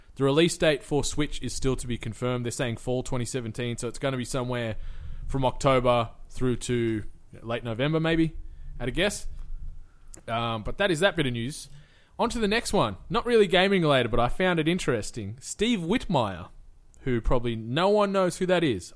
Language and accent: English; Cooma, New South Wales, Australia; in my hometown of Kuma, we had the C W F